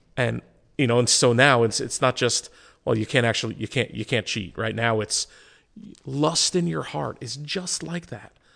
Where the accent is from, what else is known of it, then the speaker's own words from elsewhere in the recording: United States; as an American Christian body